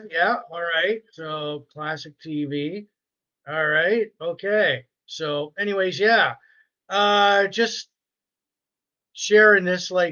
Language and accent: English; Sarnia, Ontario, Canada; So I grew up in Sarnia.